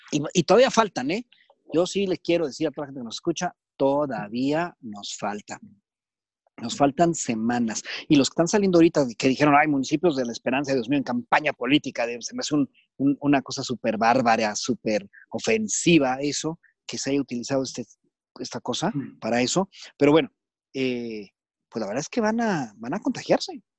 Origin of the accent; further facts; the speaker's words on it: Japan; Es una gran ventaja, porque soy japonés, entonces eso es un punto interesante.